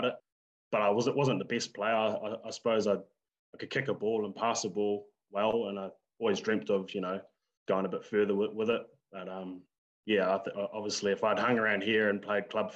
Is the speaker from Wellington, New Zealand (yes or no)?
yes; Lower Hutt, Wellington, New Zealand; I was born and raised in Lower Hutt.